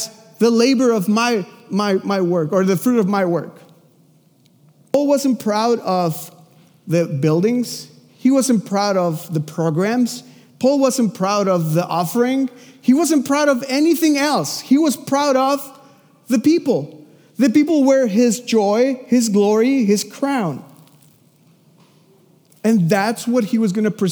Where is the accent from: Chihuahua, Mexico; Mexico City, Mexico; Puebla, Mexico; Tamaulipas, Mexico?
Mexico City, Mexico; moved away; I'm from Mexico City. I lived in a house with three other families in the same house.